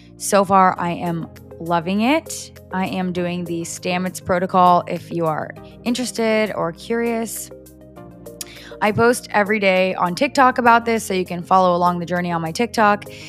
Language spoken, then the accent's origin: English; Orange County, California, United States; moved away as an adult; I have lived in Orange County my entire life up until a month ago